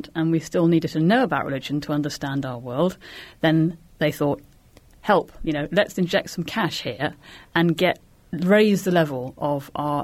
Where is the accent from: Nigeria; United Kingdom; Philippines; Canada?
United Kingdom